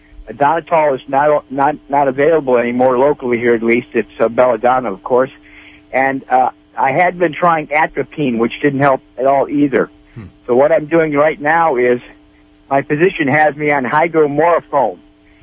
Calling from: Piercy, California, United States; Yes, I'm from Piercy, from Mendocino County.

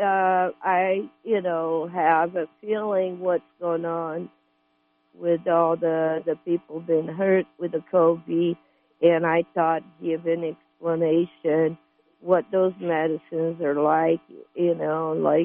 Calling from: California, United States; Well, I'm calling from Humboldt County

